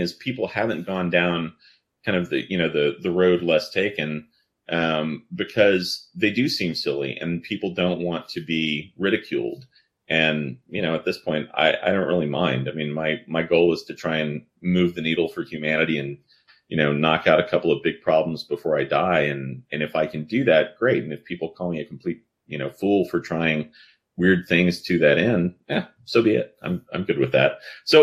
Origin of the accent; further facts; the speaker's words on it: New Orleans, Louisiana, United States; I grew up in New Orleans